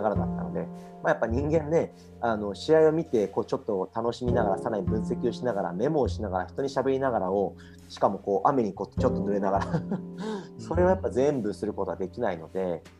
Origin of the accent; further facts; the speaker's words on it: Japan; now in Australia; 僕たちの生まれ育ったというか、え国である日本